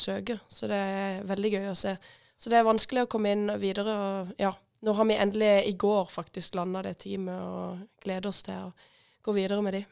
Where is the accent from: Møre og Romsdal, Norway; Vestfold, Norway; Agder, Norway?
Agder, Norway; Hille; jeg er født, født og oppvokst på Hille, faktisk.